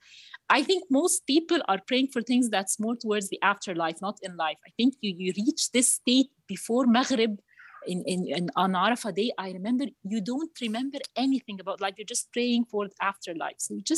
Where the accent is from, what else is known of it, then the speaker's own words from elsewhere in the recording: Cairo, Cairo Governorate, Egypt; I'm 38 years old. I'm from Egypt, Cairo.